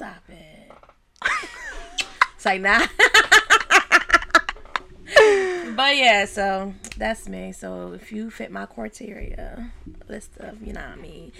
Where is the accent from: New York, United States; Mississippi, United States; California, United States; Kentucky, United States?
Mississippi, United States; now in Delaware, United States; I'm from Mississippi, so they get hit with the hurricanes bad down there.